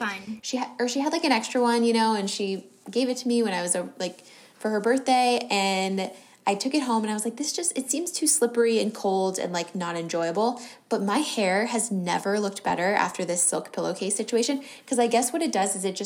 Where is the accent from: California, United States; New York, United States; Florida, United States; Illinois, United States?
California, United States; San Diego; I grew up in San Diego